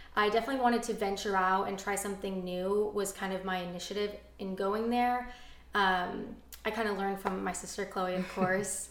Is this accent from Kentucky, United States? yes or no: no; Orange County, California, United States; growing up in Orange County and being close to family